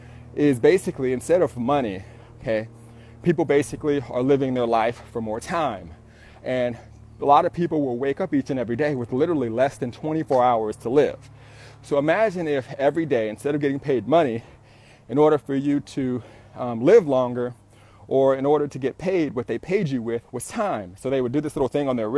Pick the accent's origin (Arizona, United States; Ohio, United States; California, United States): California, United States; Southern; I'm an entrepreneur from SoCal